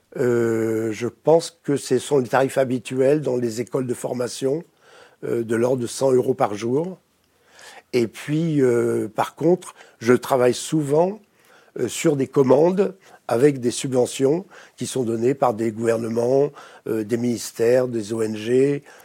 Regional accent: France; accent: French; je travaille aux États-Unis, euh, dans des pays anglo-saxons, mais j'ai toujours un mauvais accent français

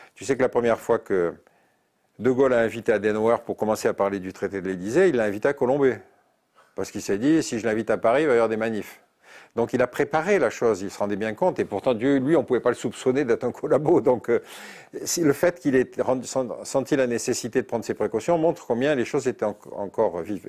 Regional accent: Algeria; moved away; je suis né en Algérie

